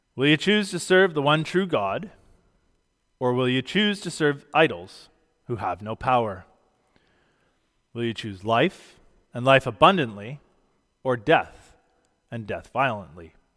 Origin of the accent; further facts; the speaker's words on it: Canada; Being a Christian is more fundamental to my identity than being Canadian